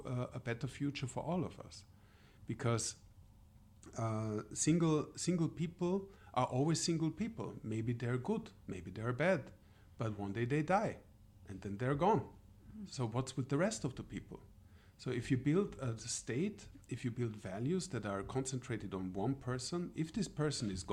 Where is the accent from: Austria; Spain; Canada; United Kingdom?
Austria; moved away; I'm from Austria originally, so I come from the European Union, and I'm so old that I was even an Austrian before the European Union was part of Austria